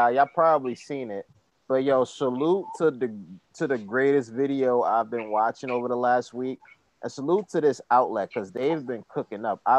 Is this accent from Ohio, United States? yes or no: no; New York, United States; Obviously, we all from New York. We all live in New York